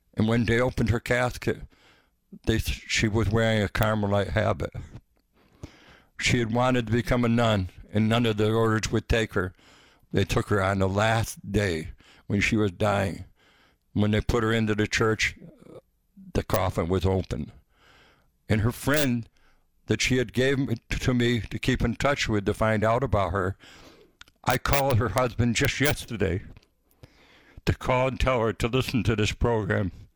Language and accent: English; the Berkshires, Massachusetts, United States; The Berkshires